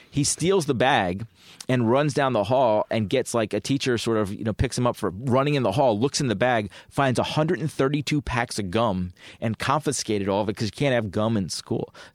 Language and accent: English; Penn Valley, Pennsylvania, United States; I grew up in the suburbs. I um, actually grew up in um, in a town called Penn Valley, which is um, my high school was right down the street from Lower Merion High School